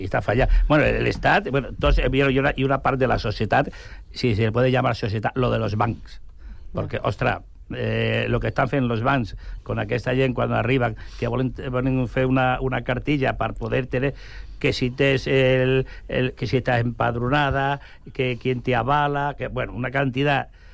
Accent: Extremadura, Spain; moved away as an adult; now in Catalonia, Spain; jo he nascut en Extremadura, eh, i nosaltres, eh, jo vaig vindre aquí a, a l'any 66 a Catalunya

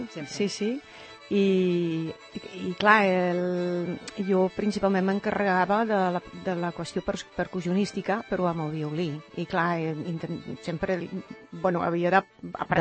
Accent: Netherlands; Catalan is a second language; moved away as an adult; now in Spain; com a holandesa

